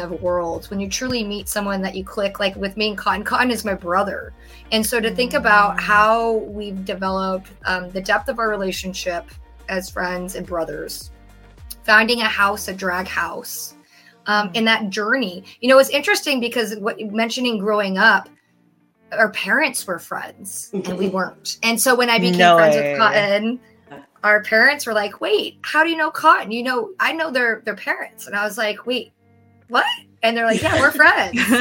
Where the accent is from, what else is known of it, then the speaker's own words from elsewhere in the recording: Reno, Nevada, United States; moved away as an adult; now in San Francisco, United States; born and raised out of Reno, Nevada